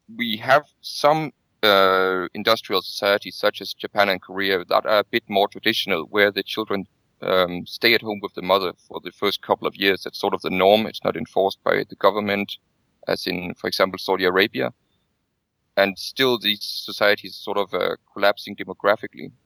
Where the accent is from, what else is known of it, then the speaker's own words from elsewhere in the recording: Denmark; I come from Denmark